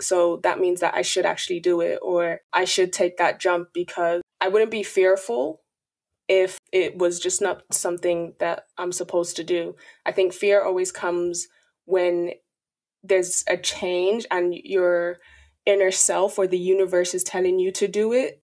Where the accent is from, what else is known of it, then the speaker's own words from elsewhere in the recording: Dublin, Leinster, Ireland; also born or lived in Nigeria; I'm from Dublin, Ireland